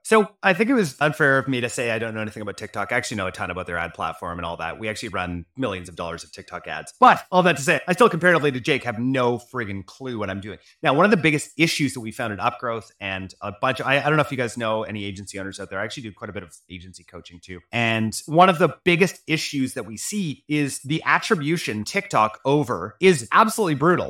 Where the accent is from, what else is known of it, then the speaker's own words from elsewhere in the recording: Canada; as a Canadian